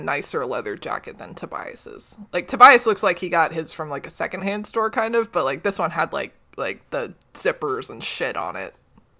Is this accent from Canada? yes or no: yes; Canada; That's right, because we're all Canadian, except Marco.